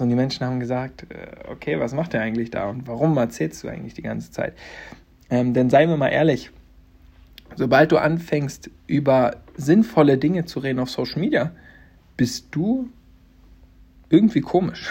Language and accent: German; Stendal, Saxony-Anhalt, Germany; also born or lived in Halle; meine Heimatstadt Stendal zu verlassen und 200 Kilometer weiter nach Halle zu ziehen